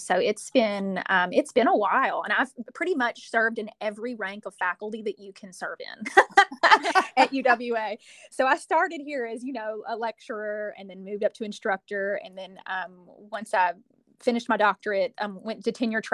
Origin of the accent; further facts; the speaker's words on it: Shelbyville, Kentucky, United States; moved away as an adult; also born or lived in New Orleans, Louisiana; now in Alabama, United States; I'm originally from Shelbyville, Kentucky, and I lived there my whole life all the way up through high school